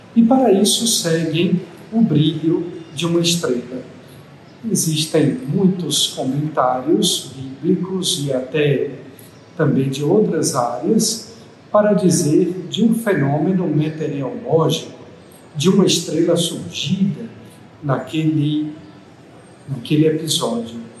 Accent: Bahia, Brazil; sobretudo na Bahia, na minha terra querida

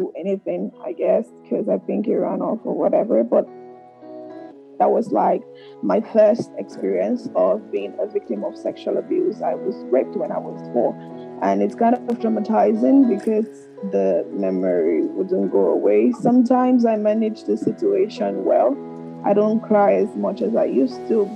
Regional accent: Lagos, Nigeria; moved away; I grew up in Makoko

